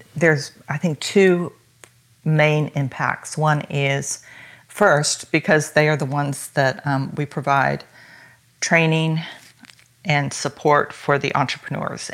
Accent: United States; I am American.

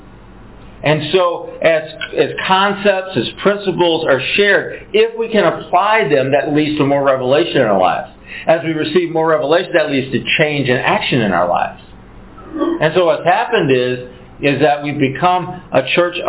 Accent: United States; we're from America

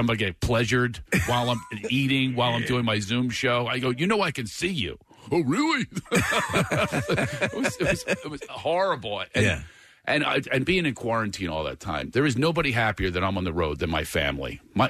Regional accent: Philadelphia, Pennsylvania, United States; now in California, United States; I'm from Philadelphia, but I live in California.

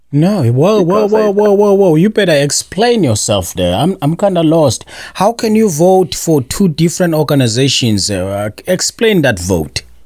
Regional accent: South Africa; moved away; as a South African

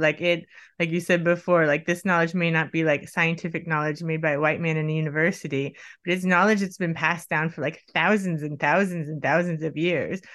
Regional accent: Miami, Florida, United States; I grew up in Miami

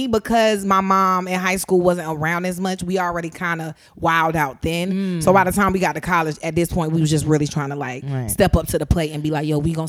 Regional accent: Atlanta, Georgia, United States; if I say I'm from Atlanta, people are like, oh, you're from Atlanta

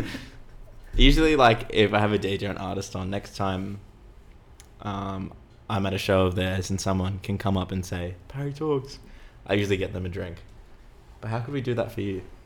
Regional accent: Sydney, New South Wales, Australia; also born or lived in Earlwood; I grew up in Roselands

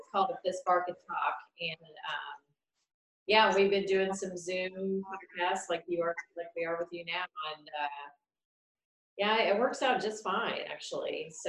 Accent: New York, United States; now in Columbus, United States; I'm from the New York area. But we've been here over 20 years, both of us.

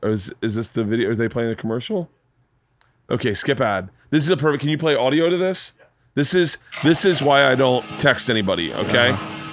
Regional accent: Florida, United States; moved away as an adult; now in Los Angeles, United States; growing up in Florida.

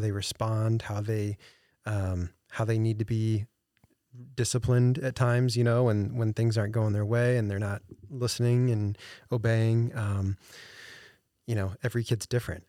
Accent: St. Louis, Missouri, United States; moved away as an adult; now in Des Moines, United States; I'm not from Des Moines. Um, I'm a transplant here from, uh, Saint Louis area.

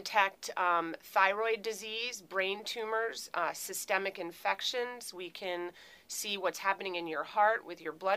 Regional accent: Philadelphia, Pennsylvania, United States; moved away as an adult; also born or lived in Minnesota; now in Churchville, United States; I'm originally from Philadelphia.

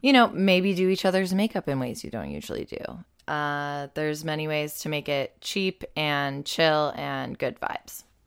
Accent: Buffalo, New York, United States; growing up in Buffalo has meant that it's been snowy and very cold for several Halloweens

